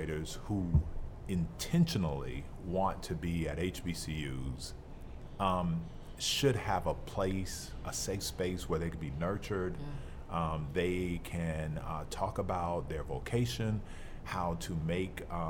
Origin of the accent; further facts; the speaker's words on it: Florida, United States; the state of Florida, which is also my hometown